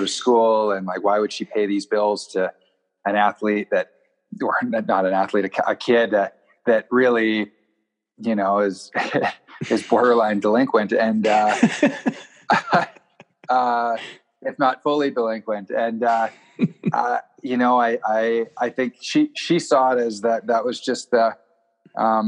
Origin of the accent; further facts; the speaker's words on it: North Vancouver, British Columbia, Canada; moved away; also born or lived in Invermere, British Columbia; I grew up in Deep Cove in North Vancouver